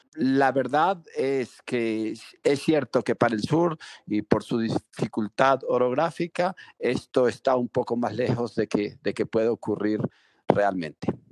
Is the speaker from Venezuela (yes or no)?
yes; Pueblo Llano, Mérida, Venezuela; moved away; a mi pueblo natal. Yo nací en Pueblo Llano, Mérida, Venezuela, que es una comunidad rural